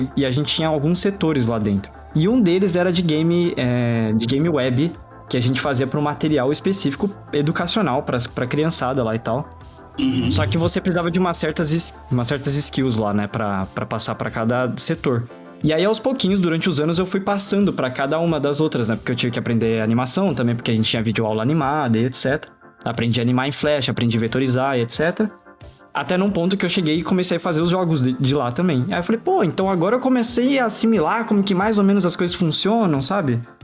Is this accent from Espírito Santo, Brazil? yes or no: no; Diadema, São Paulo, Brazil; eu sou de uma região de São Paulo que é uma região pobre, né? Eu, moro, eu morei minha vida inteira no ABC Paulista, em Diadema